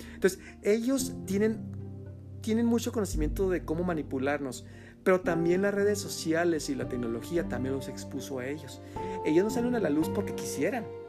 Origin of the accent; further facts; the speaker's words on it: Mexico; aquí a a nuestro México